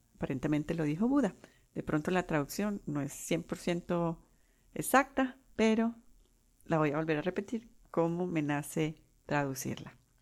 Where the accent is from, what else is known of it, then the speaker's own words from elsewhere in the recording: Colombia; first language Spanish; now in United States; soy de Colombia